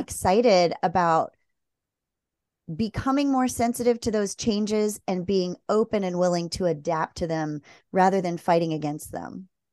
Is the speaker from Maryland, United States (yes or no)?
yes; Maryland, United States; moved away; I grew up in Maryland near the Chesapeake